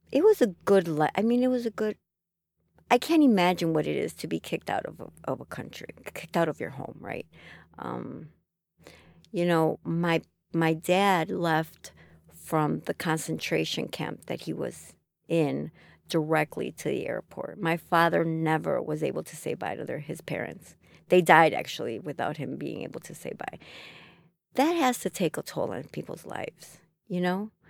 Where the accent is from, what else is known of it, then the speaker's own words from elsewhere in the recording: Chicago, Illinois, United States; also born or lived in Chile; If you ask me where are you from, I'm from Chicago. This is where I grew up.